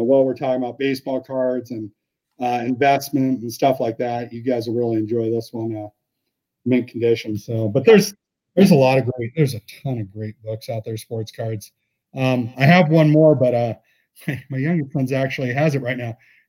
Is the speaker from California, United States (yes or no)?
yes; Redondo Beach, California, United States; growing up in Redondo Beach in Southern California.